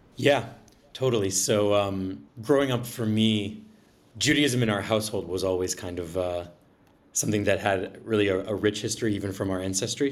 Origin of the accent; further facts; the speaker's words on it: Braintree, Massachusetts, United States; I grew up just south of Boston.